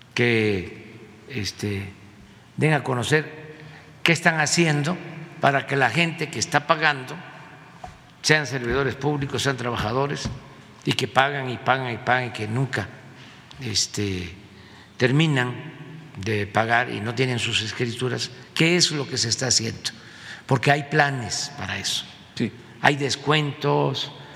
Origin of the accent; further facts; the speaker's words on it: Mexico; nuestra identidad como mexicanos